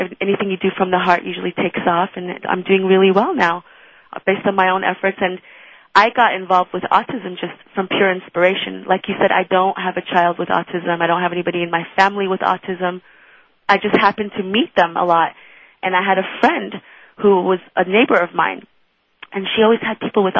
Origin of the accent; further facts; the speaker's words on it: Iran; now in United States; I'm not American, although I love that I'm living in this country. I actually came from Iran, and my mother's Israeli